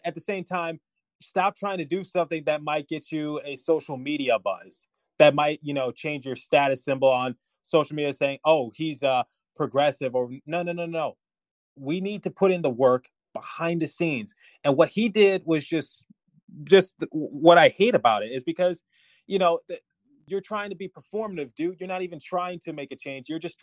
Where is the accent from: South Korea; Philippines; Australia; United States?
United States; Since we're all American, you know, we consider Canada, you know, being a different country